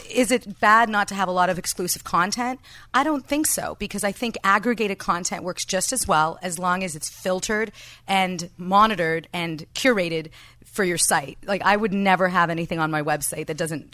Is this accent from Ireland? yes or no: no; Canada; now in Los Angeles, United States; As a Canadian socialist